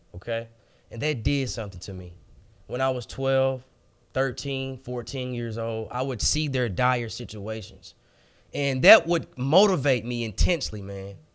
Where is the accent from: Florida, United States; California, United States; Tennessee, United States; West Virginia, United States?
Tennessee, United States; Memphis; born and raised in Memphis, Tennessee